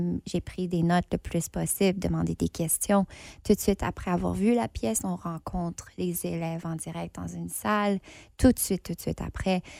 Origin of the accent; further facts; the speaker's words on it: Ontario, Canada; accent: anglophone; now in Winnipeg, Canada; je suis franco-ontarienne. Ça fait longtemps que j'habite pas en Ontario, mais je me trouve maintenant ici à Winnipeg